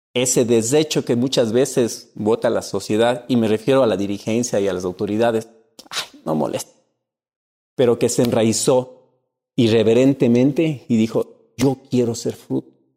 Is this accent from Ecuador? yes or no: yes; Cuenca, Azuay, Ecuador; En mi tierra, Cuenca